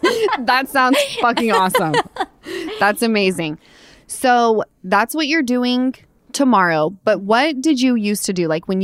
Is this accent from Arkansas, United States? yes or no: no; Utah, United States; Because I'm from Utah and we all lived on the same little hill called Mount Olympus.